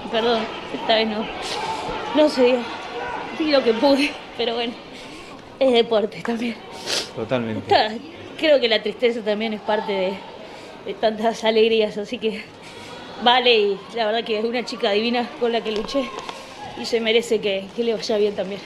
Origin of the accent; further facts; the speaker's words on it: Argentina; como argentina